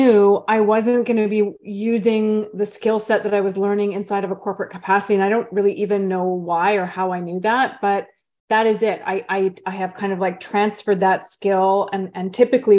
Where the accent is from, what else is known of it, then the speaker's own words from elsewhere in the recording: Vancouver, British Columbia, Canada; now in Bainbridge Island, United States; the nature that I grew up with as a little one growing up in Vancouver, Canada